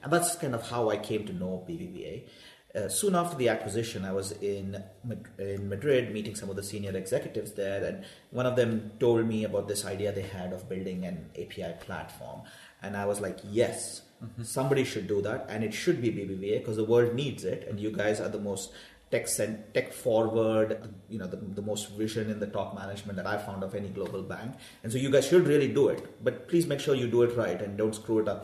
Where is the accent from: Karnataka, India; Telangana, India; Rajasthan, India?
Karnataka, India; Bangalore; moved away as an adult; now in United States; I grew up in South India, in Bangalore